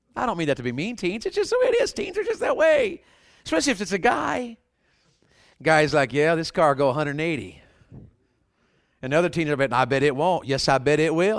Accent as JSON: {"language": "English", "region": "the South", "country": "United States", "tie": "born or raised there", "said": "I was raised in the South, and, and Southerners sometimes are a little pigheaded about things."}